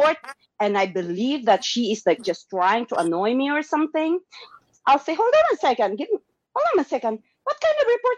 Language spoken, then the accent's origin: English; Philippines; moved away; they don't have any more Filipino cousins